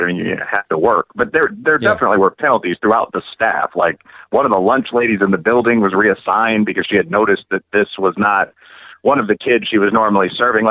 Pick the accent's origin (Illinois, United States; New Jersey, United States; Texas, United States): Illinois, United States; Chicago; I grew up in Chicago.